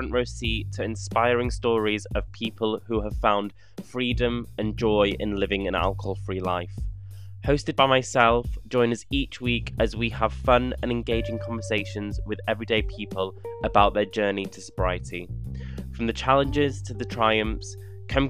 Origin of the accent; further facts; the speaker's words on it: North Wales, United Kingdom; moved away; I'm from North Wales originally